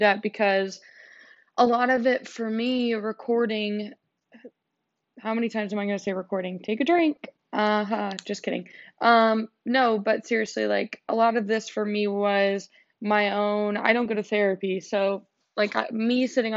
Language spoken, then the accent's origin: English; United States